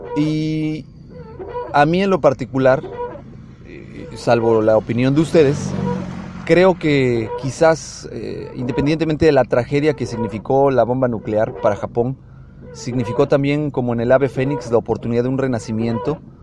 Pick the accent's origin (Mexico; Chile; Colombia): Mexico; nosotros como mexicanos